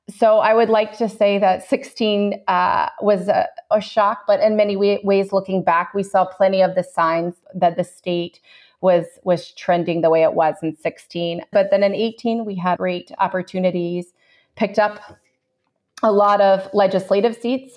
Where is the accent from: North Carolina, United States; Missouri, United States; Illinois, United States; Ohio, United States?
North Carolina, United States; Chapel Hill; moved away as an adult; now in Tallahassee, United States; I grew up in another college town at the A C C, for those that watch A C C basketball, Chapel Hill, North Carolina.